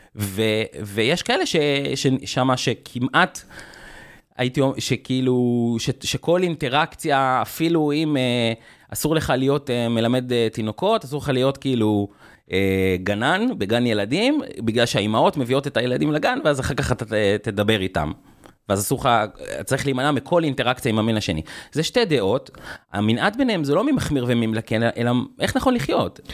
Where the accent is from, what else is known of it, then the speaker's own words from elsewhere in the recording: Jerusalem, Jerusalem District, Israel; משפחה, אה, כורדית, חילונית, מסורתית, גרנו בירושלים